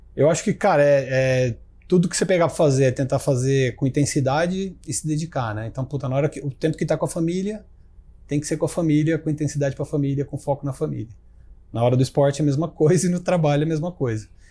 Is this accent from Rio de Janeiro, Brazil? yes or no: no; Ribeirão Preto, São Paulo, Brazil; eu sou de Ribeirão Preto